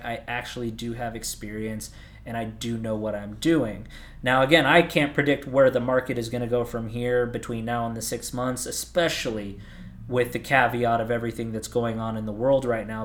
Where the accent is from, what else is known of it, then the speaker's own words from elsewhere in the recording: Southern California, United States; moved away as an adult; also born or lived in Arizona; I grew up in Southern California. At the ripe age of eighteen, I moved out to Arizona